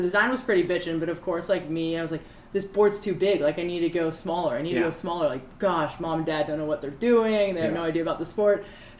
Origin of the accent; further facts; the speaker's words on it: Newport Beach, California, United States; I was born and raised in Newport. Still live there today.